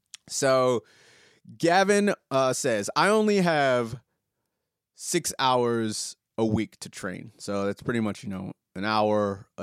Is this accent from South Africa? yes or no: no; Australia; I'm Australian. That's what I do.